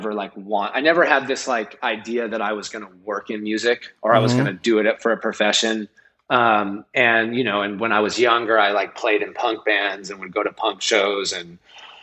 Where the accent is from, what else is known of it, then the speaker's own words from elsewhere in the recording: Los Angeles, California, United States; I grew up in Venice